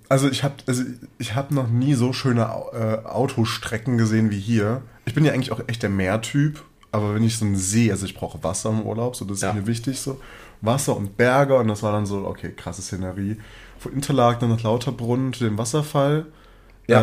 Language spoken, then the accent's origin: German; Germany; bei uns in Deutschland